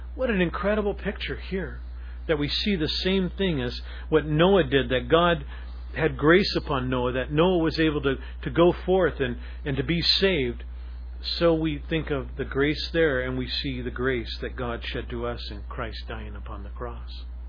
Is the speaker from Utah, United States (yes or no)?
no; Seattle, Washington, United States; a Seattle person, especially like myself, growing up in Ballard